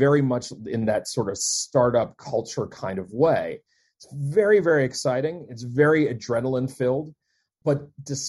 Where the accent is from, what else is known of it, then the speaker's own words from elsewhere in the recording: Deep South, United States; also born or lived in Maryland; now in Maine, United States; I'm not originally from Maine. I am not even originally from the Northeast. I am from the Deep South